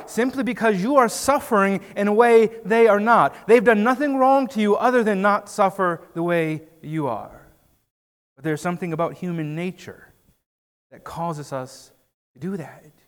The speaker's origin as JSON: {"language": "English", "country": "United States", "said": "we're American"}